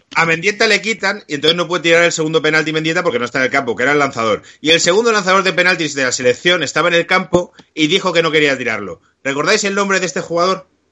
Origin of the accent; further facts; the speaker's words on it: Spain; somos españoles